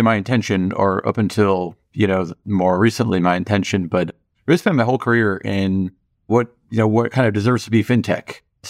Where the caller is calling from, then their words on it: Los Angeles, California, United States; I'm home here in my house in Los Angeles at the moment.